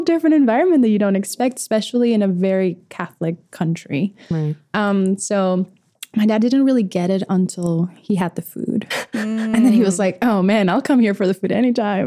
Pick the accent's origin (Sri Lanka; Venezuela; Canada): Venezuela; I was born in South America, Venezuela.